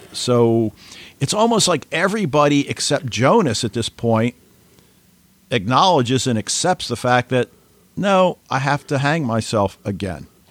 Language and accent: English; United States; as an American